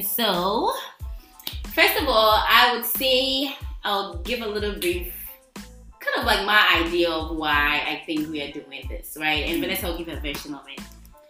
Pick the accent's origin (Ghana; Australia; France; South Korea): Ghana; accent: Ghanaian; moved away as an adult; now in United States; I wasn't born in the United States. I was born in Ghana, bred in Ghana. I ate fufu, bankum, everything. And I came here not long ago, right?